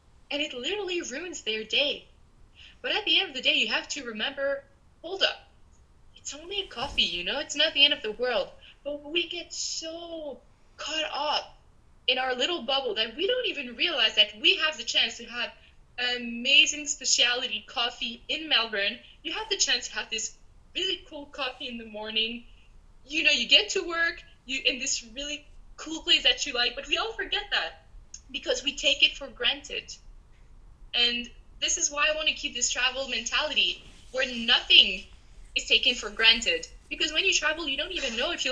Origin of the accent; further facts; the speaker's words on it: Canada; moved away; also born or lived in Peru; I'm Canadian